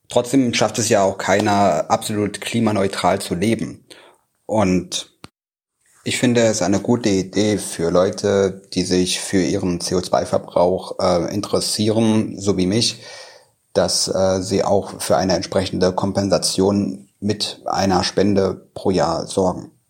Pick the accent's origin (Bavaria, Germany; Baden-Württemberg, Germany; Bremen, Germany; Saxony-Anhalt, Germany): Saxony-Anhalt, Germany; Magdeburg; In meiner Heimatstadt Magdeburg